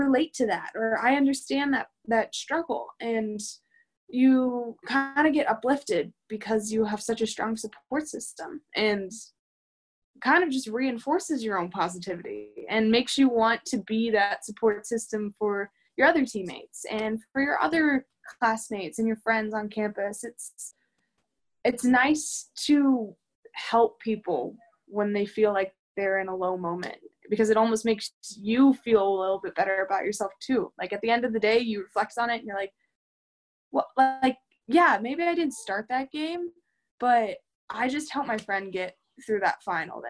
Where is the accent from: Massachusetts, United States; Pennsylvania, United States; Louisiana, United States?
Pennsylvania, United States; Pittsburgh; moved away; I came from Western Pennsylvania, Pittsburgh